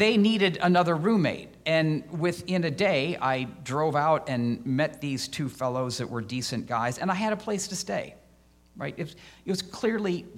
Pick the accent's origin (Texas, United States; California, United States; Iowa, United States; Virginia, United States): Iowa, United States; moved away as an adult; also born or lived in Chicago; now in Illinois, United States; I had applied to Iowa State since I grew up in Iowa